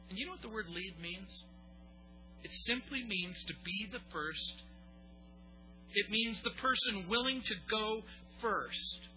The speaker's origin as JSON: {"language": "English", "country": "United States", "said": "and foremost a Christian. But make no mistake about it, I am an American."}